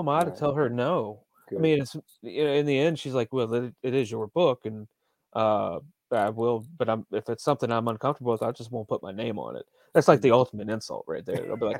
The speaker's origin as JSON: {"language": "English", "country": "Greece", "said": "Like, I'm from Greece, and like, in this issue, but later on, there's a character from Greece, and he's excited."}